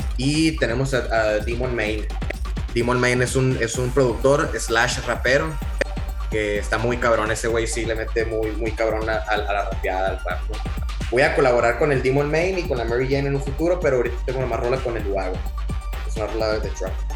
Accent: Hermosillo, Sonora, Mexico; los integrantes ahorita de Leche Media somos de, Hermosillo

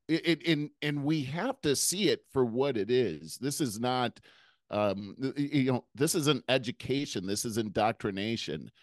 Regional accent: United States; as an American

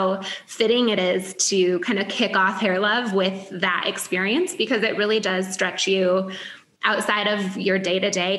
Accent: Michigan, United States; moved away as an adult; now in Chicago, United States; I'm from the Midwest originally. I grew up in Michigan. I moved to Chicago, 20 years old

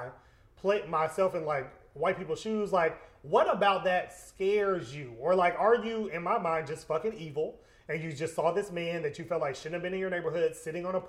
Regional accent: Georgia, United States; I'm a Georgia native, like, this is my home

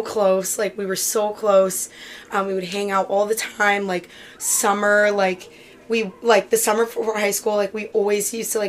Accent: Lexington, Massachusetts, United States; I'm originally from Lex

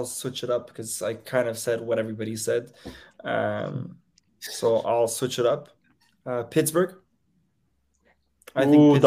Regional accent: Canada; I'm Canadian.

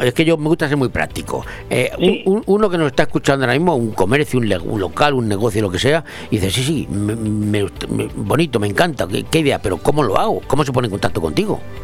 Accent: Madrid, Community of Madrid, Spain; hasta mi pueblo, se dice mucho allí, hasta Madrid

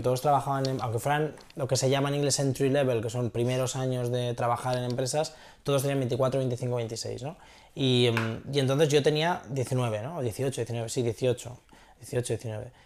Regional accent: Castellón de la Plana, Valencian Community, Spain; moved away as an adult; now in San Francisco, United States; soy un tío de Castellón

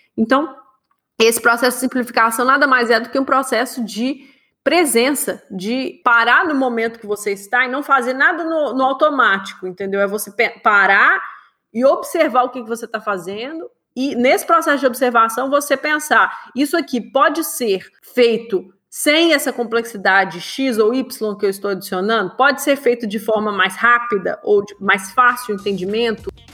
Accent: Minas Gerais, Brazil; eu cresci em Minas

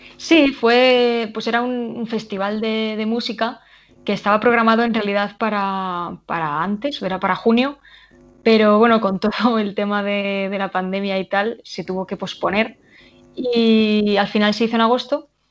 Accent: Cuenca, Castilla-La Mancha, Spain; Cuenca, obviamente, que es de donde, es donde yo nací, de donde yo soy, donde vive mi familia

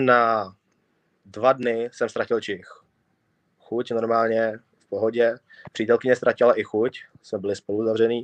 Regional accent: Prague, Czechia; typický Pražák

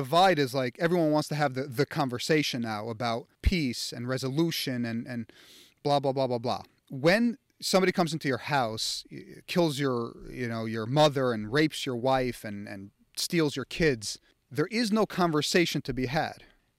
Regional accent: United States; I, just like everyone else, was indoctrinated over time growing up in America by politics and theory of morality and war

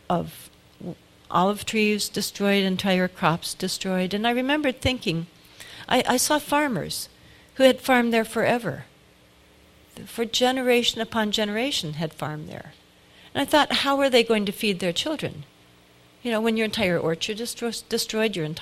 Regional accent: United States

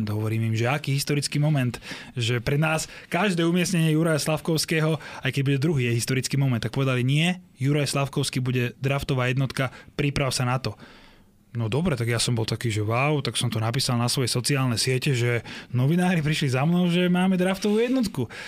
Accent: Slovakia; že odkiaľ ste, že zo Slovenska

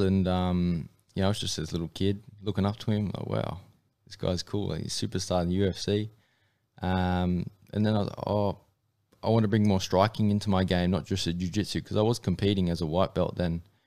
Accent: Mackay, Queensland, Australia; I grew up in M M A, uh, in, uh, Mackay, which is up in North Queensland

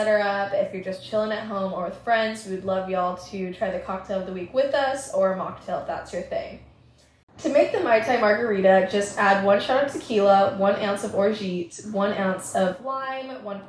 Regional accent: Vancouver, British Columbia, Canada; also born or lived in Chicago; now in Portland, United States; I'm originally from Vancouver. I lived in Chicago for a while I went to school, and am currently living in Portland.

